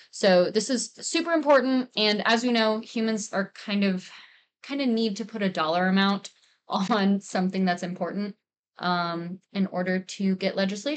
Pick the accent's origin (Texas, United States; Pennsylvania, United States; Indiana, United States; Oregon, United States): Texas, United States; Central; I was raised in Central Texas